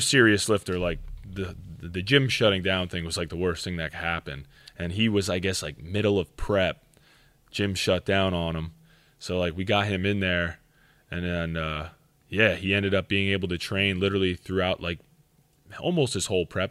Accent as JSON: {"language": "English", "area": "Schuylkill County", "region": "Pennsylvania", "country": "United States", "said": "I'm from Schuylkill County"}